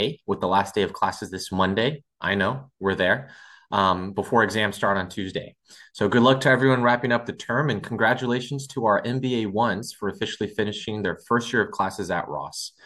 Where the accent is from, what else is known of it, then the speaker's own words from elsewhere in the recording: Brazil; moved away as an adult; I'm from Brazil as well